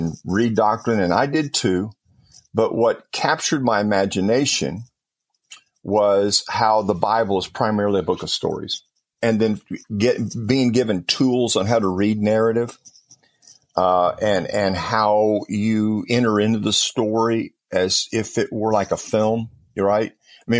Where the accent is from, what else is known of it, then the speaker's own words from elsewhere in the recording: Compton, California, United States; I grew up in Southern California and it was Southern Baptist Church there in Compton, California.